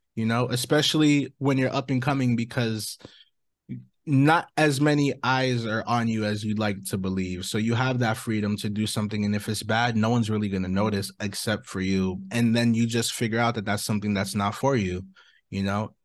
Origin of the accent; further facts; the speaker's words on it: Orange County, California, United States; I'm an artist from Orange County, California